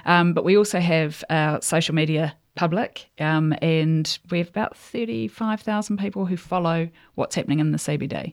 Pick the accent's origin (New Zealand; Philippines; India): New Zealand; also born or lived in England; so I grew up born in New Zealand, and then we went to England for a couple of years, and then we came back to New Zealand